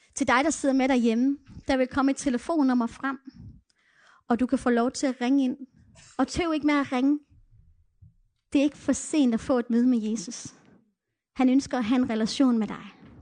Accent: Denmark; first language Danish; jeg var dansker

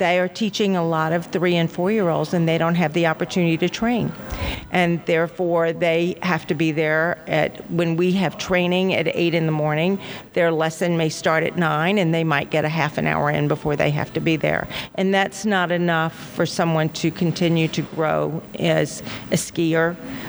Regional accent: Pennsylvania, United States; We're from Pennsylvania.

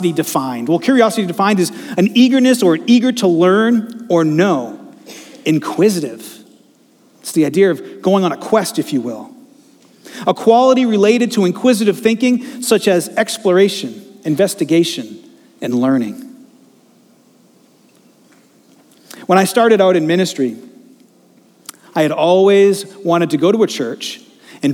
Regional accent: Attleboro, Massachusetts, United States; I grew up in Attleboro

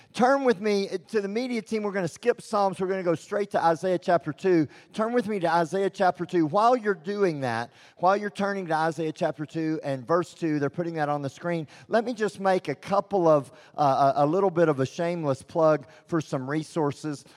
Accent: Texas, United States; I'm from Texas

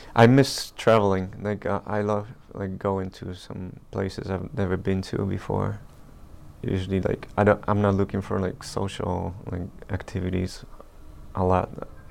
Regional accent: Poland; we're from Poland

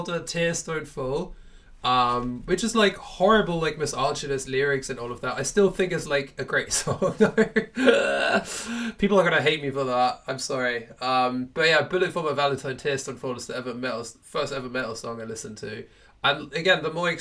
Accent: Germany; I grew up in Germany

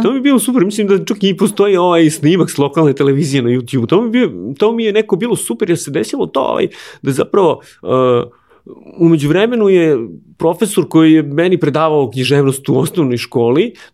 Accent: Aleksinac, Nišava District, Serbia; moved away as an adult; now in Belgrade, Serbia; ja sam iz Aleksinca, ja sam tu i započeo karijeru.

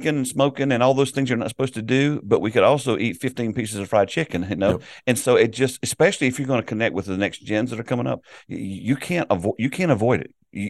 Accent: South Carolina, United States; I grew up in South Carolina in a Southern Baptist church, and our whole focus was evangelism.

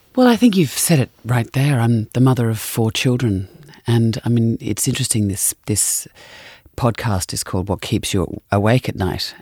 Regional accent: Australia; being an Australian

